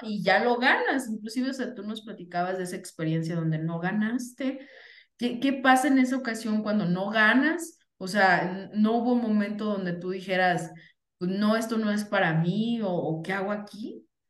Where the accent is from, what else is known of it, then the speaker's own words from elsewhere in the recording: Venustiano Carranza, Michoacán, Mexico; moved away; mi acta de nacimiento, déjenme les digo, sí, mis primeros años son de Venustiano Carranza, Michoacán